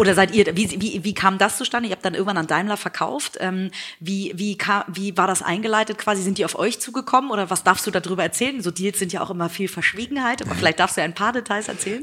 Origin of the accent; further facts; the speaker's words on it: Hamburg, Germany; in Hamburg vor Ort sein, in meiner Heimatstadt